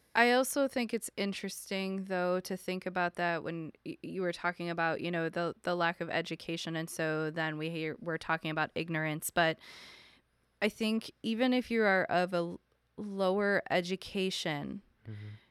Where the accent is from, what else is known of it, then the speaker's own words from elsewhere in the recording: Buffalo, New York, United States; Buffalo, New York, which is my hometown